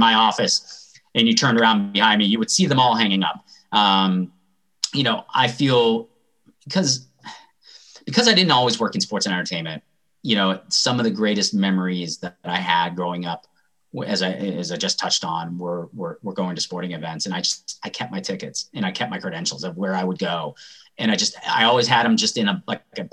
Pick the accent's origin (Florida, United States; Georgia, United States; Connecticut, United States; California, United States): Georgia, United States; Atlanta; I grew up in Atlanta